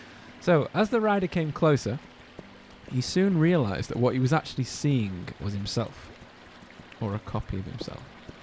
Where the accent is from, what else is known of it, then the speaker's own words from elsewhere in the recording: Alabama, United States; I'm from Alabama.